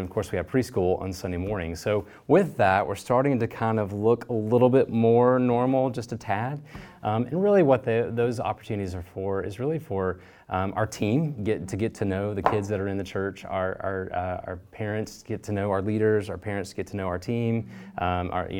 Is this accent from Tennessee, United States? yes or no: yes; Memphis, Tennessee, United States; moved away as an adult; now in East Tennessee, United States; So we're from Memphis and been in East Tennessee for that amount of time.